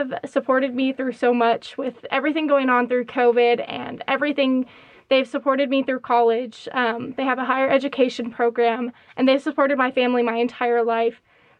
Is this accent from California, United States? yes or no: yes; California, United States; moved away; also born or lived in Kansas; growing up in California